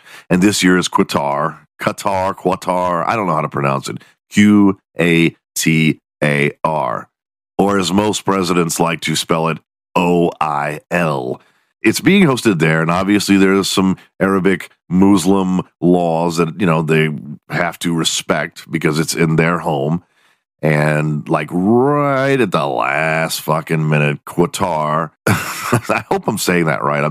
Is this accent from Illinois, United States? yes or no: no; Houston, Texas, United States; also born or lived in Dallas, Texas; I grew up in Houston, Texas.